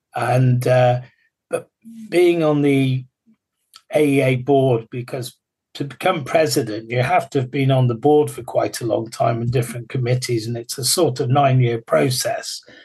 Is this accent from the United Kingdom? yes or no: yes; England, United Kingdom; we're English